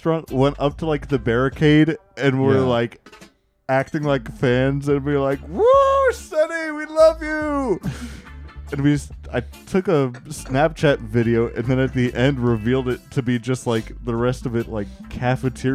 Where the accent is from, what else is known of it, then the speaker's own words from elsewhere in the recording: Texas, United States; I'm from Texas